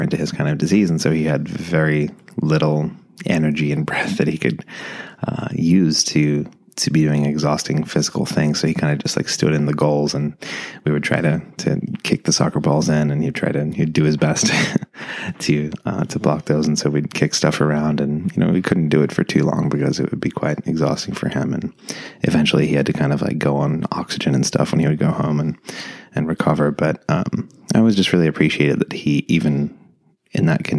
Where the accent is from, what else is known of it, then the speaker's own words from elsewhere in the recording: Shepparton, Victoria, Australia; moved away as an adult; We had this tiny little house that we grew up in Shepparton in Australia.